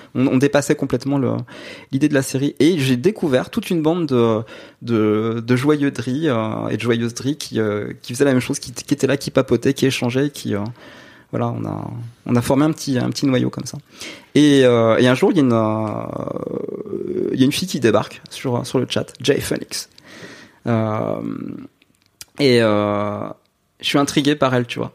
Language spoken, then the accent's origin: French; Nancy, Grand Est, France; moved away as an adult; now in Saint-Mandé, France; je viens de Nancy